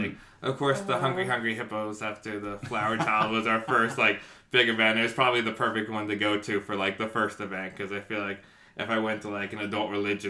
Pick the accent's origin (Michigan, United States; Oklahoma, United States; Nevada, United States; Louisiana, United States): Nevada, United States; Las Vegas; also born or lived in San Diego, California; So I'm 33, and I grew up in Vegas. I was born here, raised here. I went to high school in California in San Diego for a few years, and then moved back to be with my dad and my sister.